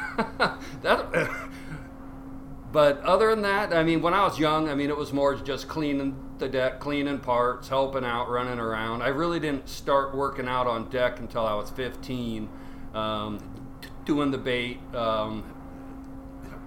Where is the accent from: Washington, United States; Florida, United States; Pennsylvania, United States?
Washington, United States; Seattle; I was born in Seattle. I grew up there